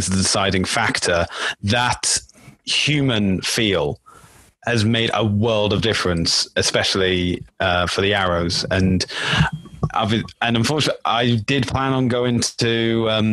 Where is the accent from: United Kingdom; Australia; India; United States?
United Kingdom; now in Toronto, Canada; as a Brit, it's been difficult to explain to my friends back in the UK